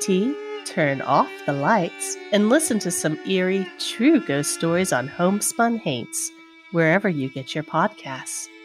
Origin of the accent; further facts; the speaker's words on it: New Orleans, Louisiana, United States; moved away; I'm originally from New Orleans